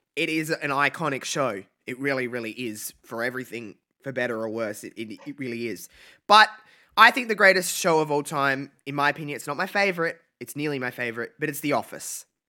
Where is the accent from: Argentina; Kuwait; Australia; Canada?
Australia; I'm from Australia